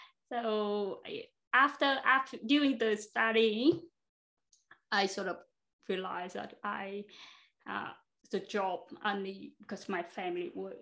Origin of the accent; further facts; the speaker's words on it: Hanoi, Vietnam; English is a second language; moved away as an adult; also born or lived in Brisbane, Australia; now in Australia; I grew up in Hanoi.